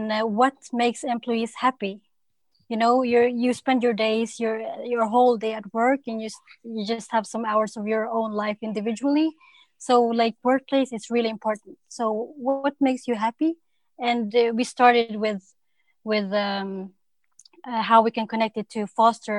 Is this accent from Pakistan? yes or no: no; Norway; also born or lived in Copenhagen, Denmark; I'm from Norway